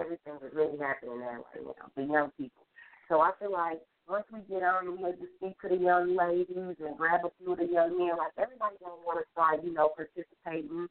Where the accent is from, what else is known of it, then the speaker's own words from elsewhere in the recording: Gary, Indiana, United States; I'm from Gary, Indiana